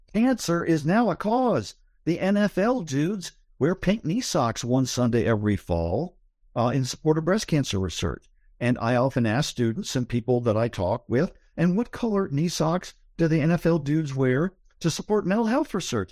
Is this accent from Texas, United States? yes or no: no; Columbus, Ohio, United States; now in Berkeley, United States; I grew up in the Midwest. I grew up in Columbus, Ohio.